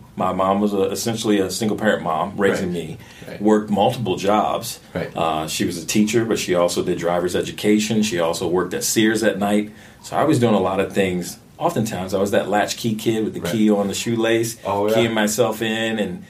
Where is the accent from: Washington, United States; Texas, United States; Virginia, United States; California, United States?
Virginia, United States; Richmond; now in Minneapolis, United States; born and raised in Richmond, Virginia. Proud son